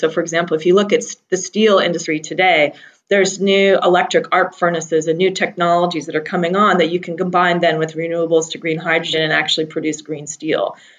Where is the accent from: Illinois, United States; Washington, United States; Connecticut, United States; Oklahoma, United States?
Washington, United States; Seattle; I grew up in Seattle, Washington, hugging trees